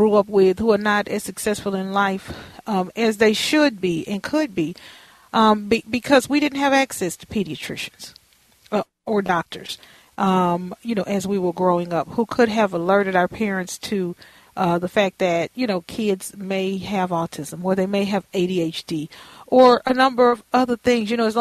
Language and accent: English; Houston, Texas, United States; a community center near my home where I grew up in Fifth Ward